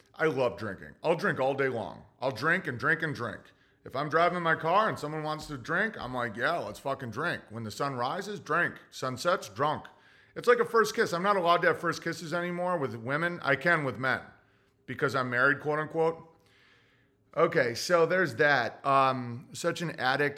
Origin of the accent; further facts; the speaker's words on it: Oswego, New York, United States; moved away; I was raised in Oswego, New York